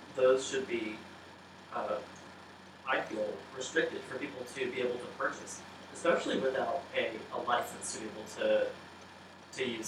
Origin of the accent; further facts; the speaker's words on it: the South, United States; I'm from the South, from the backwoods